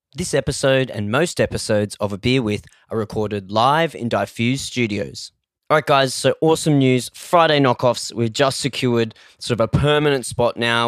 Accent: Australia; I was born in Australia

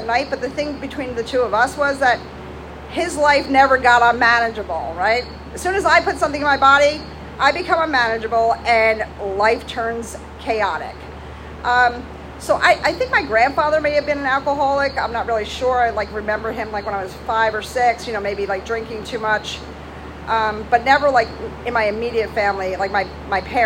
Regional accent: Roselle, New Jersey, United States; I grew up in Jersey, in Roselle

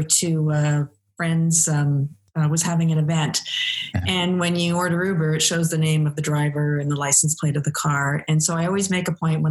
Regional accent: Quebec, Canada; I grew up in Quebec, in a couple of different places, some urban and some quite small towns.

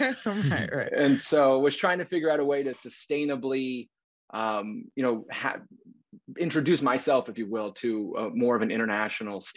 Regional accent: Western Kansas, United States; moved away as an adult; now in Washington, DC, United States; growing up in Western Kansas

